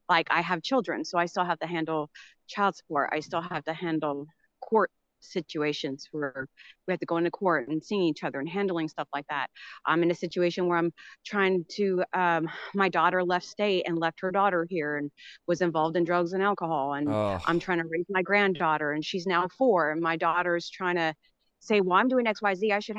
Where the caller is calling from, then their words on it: Little Elm, Texas, United States; I'm from Little Elm, Texas.